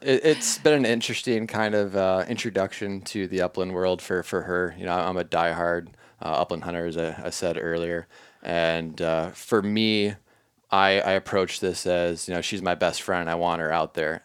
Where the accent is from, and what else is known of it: southeastern Minnesota, United States; born or raised there